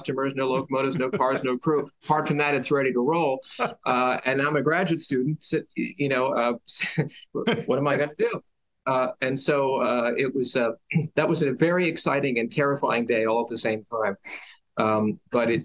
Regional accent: Boyertown, Pennsylvania, United States; born or raised there; moved away as an adult; also born or lived in Philadelphia / Ithaca, New York

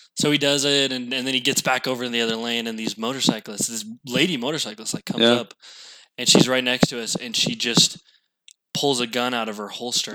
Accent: Utah, United States; also born or lived in Ohio; I was born and raised in Utah.

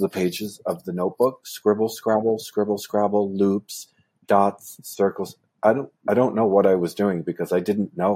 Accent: Port Jefferson, New York, United States; I grew up in Port Jefferson, Long Island, New York

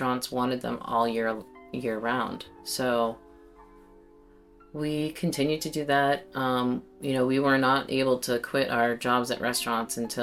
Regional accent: Salem, Massachusetts, United States; I grew up here in Salem

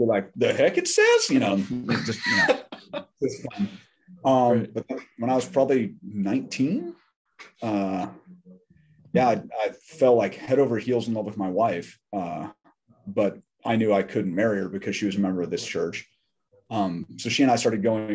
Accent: Scottsdale, Arizona, United States; now in Durham, United States; I'm originally from Scottsdale, Arizona, so out west

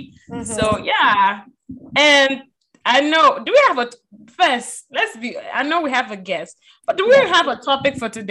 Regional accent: Liberia; Oh, I'm from Liberia.

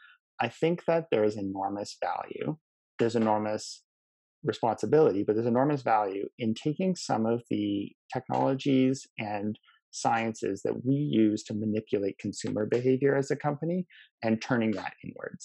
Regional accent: Canada; we as a Canadian society

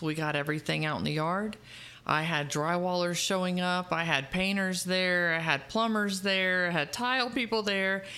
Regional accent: Dade City, Florida, United States; It's my hometown. I love Dade City.

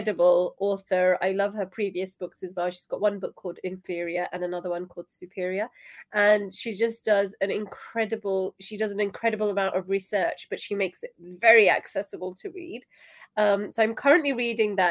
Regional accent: United Kingdom; So I'm in the UK, I'm British Pakistani, I have Pakistani heritage

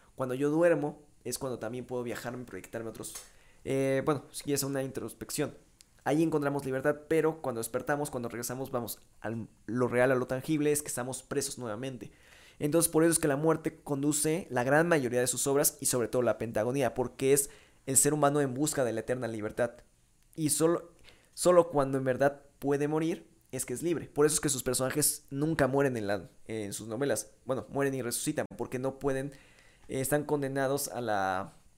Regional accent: Mexico; soy mexicano

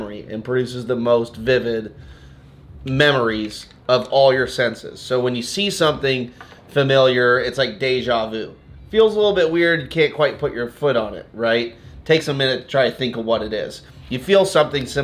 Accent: Santa Barbara, California, United States; now in Portland, United States; Santa Barbara, like where I grew up

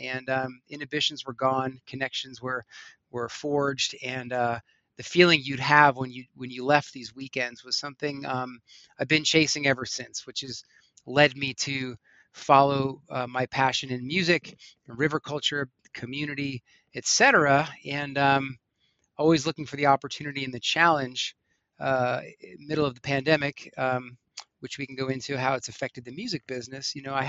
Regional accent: East Coast, United States; now in Colorado, United States; Growing up on the East Coast, most of the concerts I went to were bars, clubs, stadiums. So coming out to Colorado

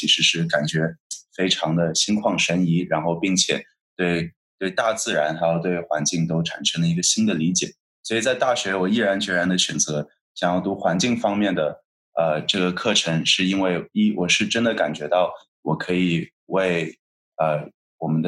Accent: Shanghai, China; moved away; 我来自上海，

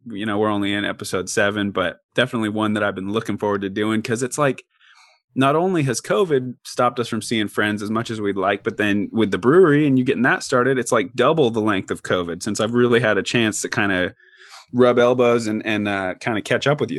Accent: Corvallis, Oregon, United States; I was born and raised in Corvallis

